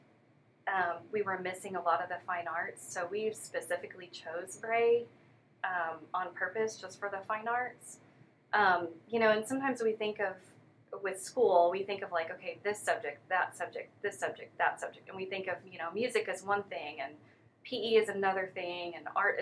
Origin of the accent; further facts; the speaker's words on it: DeSoto, Texas, United States; I grew up in DeSoto ISD, went to a dance studio there.